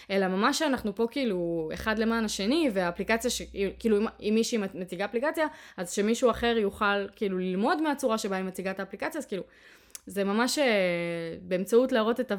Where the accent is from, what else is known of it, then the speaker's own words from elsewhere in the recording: Ariel, West Bank, Israel; אני גדלתי באריאל, אבל למדתי בתיכון בתל אביב